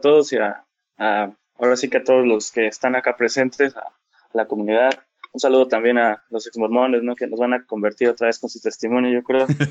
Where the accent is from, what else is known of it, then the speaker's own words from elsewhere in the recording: Chiapas, Mexico; Yo soy de Chiapas